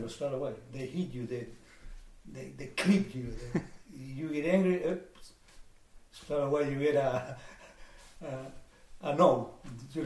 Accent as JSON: {"language": "English", "town": "La Calera", "region": "Valparaíso", "country": "Chile", "tie": "born or raised there", "also_born_or_lived": "Quillota, Chile", "moved": "yes", "lives_now": "Illawarra, Australia", "said": "I was born in Chile, in a small town north of Santiago called Quillota, and then we moved into La Calera, where we live for the rest of my life in Chile"}